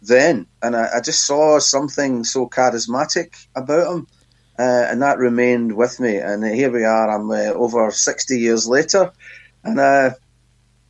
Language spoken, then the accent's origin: English; Glasgow, Scotland, United Kingdom; I grew up where indeed I still live, really, in Glasgow in Scotland